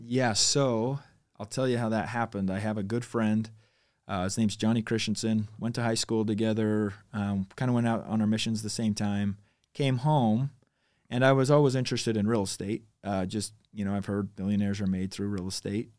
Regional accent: Highland, Utah, United States; also born or lived in American Fork; Technically, we, I was raised in Highland, but I claim American Fork 'cause I ended up going to American Fork High School

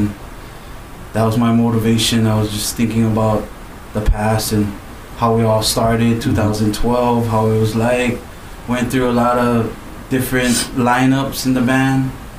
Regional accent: Honolulu, Hawaii, United States; also born or lived in California; I was born in Cali but raised in Hawaii. I lived in Kalihi, like, mostly, like, the ghetto, rugged side.

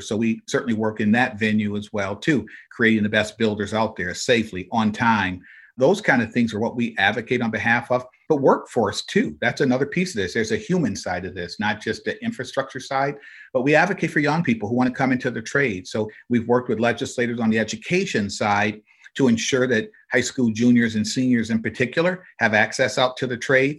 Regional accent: Flint, Michigan, United States; I grew up in Flint, Michigan

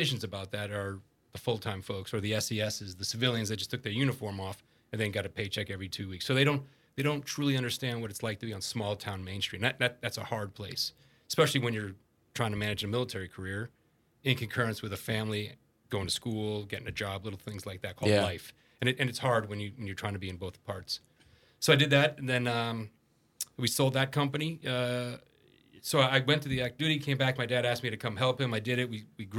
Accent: Northeast, United States; now in Wilmington, United States; I'm from all over, but formative years, really in the Northeast, New Jersey, Massachusetts kind of area.

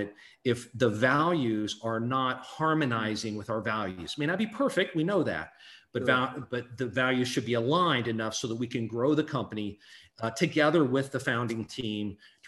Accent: Hannibal, Missouri, United States; I'm a kid from Hannibal, Missouri

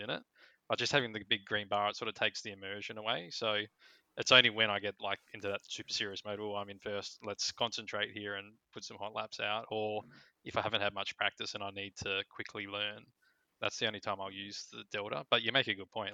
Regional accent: Australia; I'm too Australian

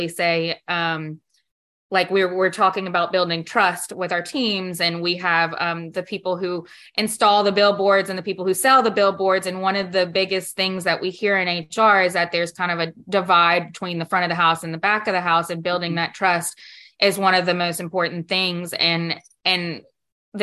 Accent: Baton Rouge, Louisiana, United States; I'm from Baton Rouge, Louisiana.

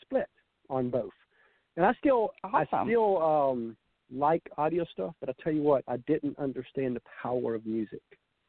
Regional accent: Savannah, Georgia, United States; she was from Kentucky and I was from Savannah

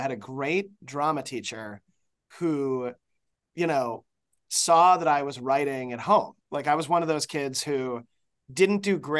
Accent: Chicago, Illinois, United States; moved away as an adult; also born or lived in Ohio; I was born in Chicago.

